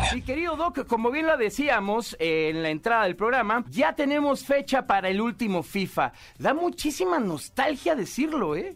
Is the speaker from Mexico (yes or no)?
yes; Guadalajara, Jalisco, Mexico; eres de Guadalajara, como aquí tu amigo servidor